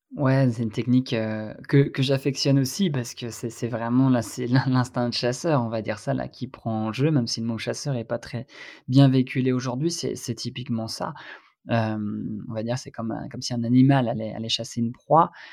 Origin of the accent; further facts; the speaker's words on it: Brittany, France; par chez moi en Bretagne